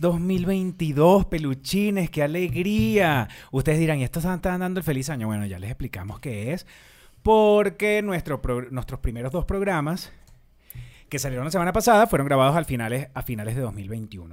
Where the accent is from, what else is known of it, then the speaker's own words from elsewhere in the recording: Barrancas, Barinas, Venezuela; yo soy de Barrancas